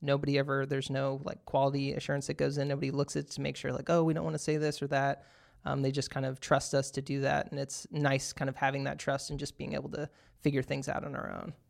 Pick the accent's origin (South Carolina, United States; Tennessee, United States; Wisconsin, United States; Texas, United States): Texas, United States; moved away; I'm originally from Texas